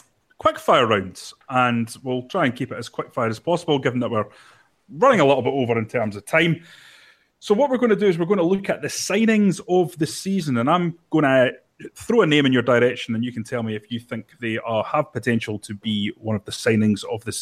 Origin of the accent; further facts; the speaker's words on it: Scotland, United Kingdom; being a Scotsman